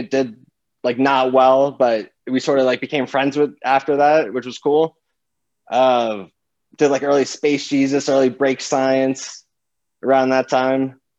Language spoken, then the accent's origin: English; South Florida, United States; I grew up in South Florida.